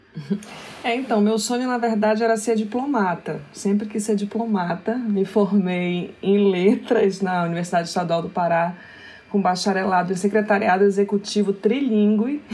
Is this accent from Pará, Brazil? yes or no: yes; Belém, Pará, Brazil; nasci em Belém do Pará, nasci numa periferia que se chama Terra Firme